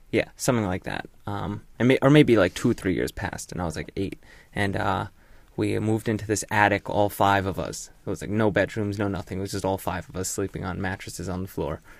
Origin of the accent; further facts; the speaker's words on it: Hull, Yorkshire and the Humber, United Kingdom; moved away; the U K. I was born in Yorkshire. Hull, to be exact